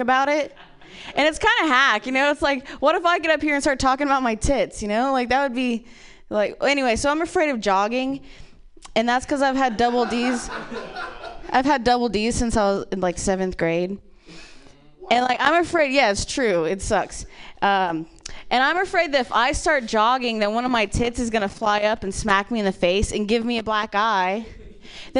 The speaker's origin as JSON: {"language": "English", "region": "Ohio", "country": "United States", "said": "I'm from Ohio"}